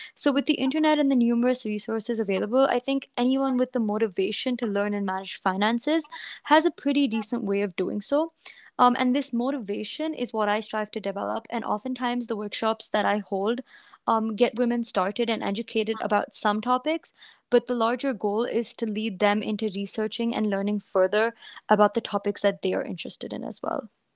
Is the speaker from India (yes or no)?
yes; India; I um, was a student or am a student growing up in India